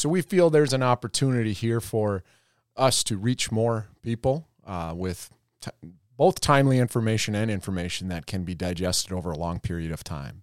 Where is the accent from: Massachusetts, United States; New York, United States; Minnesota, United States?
Minnesota, United States; Roseau; moved away as an adult; also born or lived in North Dakota; I am originally from Roseau, Minnesota, um, closer, closer to Canada than, uh, than Iowa, that's for sure. So right up on the border. Uh, I grew up on a small farm there